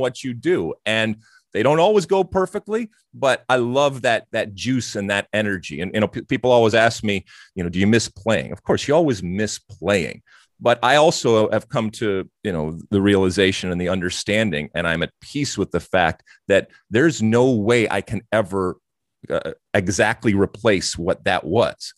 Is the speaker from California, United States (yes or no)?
no; Detroit, Michigan, United States; also born or lived in Athens, Greece; I grew up, uh, living in these two very different and distinct type of, uh, of cultures. Um, as you mentioned, obviously in the States and certainly in, uh, in Michigan and Detroit